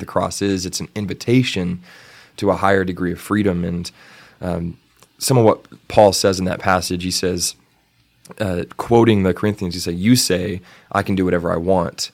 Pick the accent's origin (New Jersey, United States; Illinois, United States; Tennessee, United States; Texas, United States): Texas, United States; Canyon; in my hometown in Canyon, there was always a Fourth of July parade